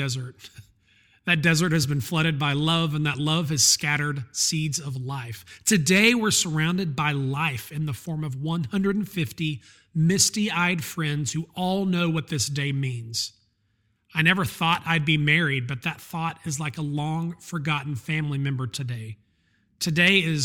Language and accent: English; North Alabama, United States; born or raised there; now in Atlanta, United States